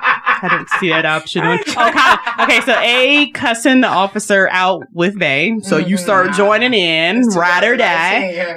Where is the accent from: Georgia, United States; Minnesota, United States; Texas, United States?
Georgia, United States; Johns Creek; you know, I'm from Johns Creek, right?